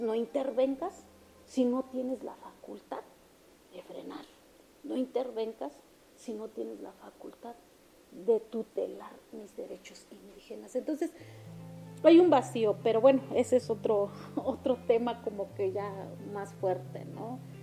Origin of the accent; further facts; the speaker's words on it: Oaxaca, Mexico; first language Mixtec; Spanish is a second language; also born or lived in Mexico City; aquí en el estado de Oaxaca